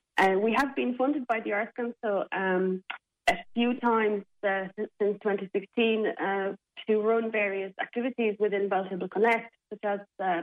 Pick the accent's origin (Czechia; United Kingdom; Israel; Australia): Czechia; now in Limerick, Ireland; I'm from the Czech Republic, so my mother, father, my sisters and my nephews and nieces are all back in the Czech Republic, yes.